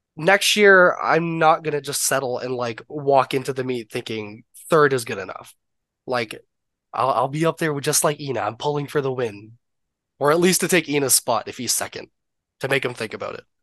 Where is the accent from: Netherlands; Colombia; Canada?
Canada; I'm obviously Canadian